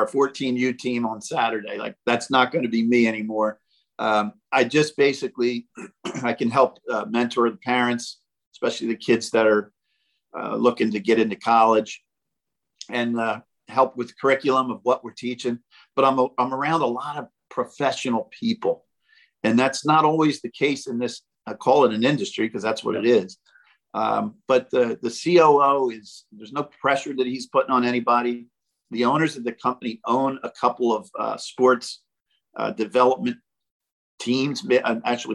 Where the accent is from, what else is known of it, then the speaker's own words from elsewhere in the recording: Mercer County, New Jersey, United States; Mercer County Community College, which is right in my hometown.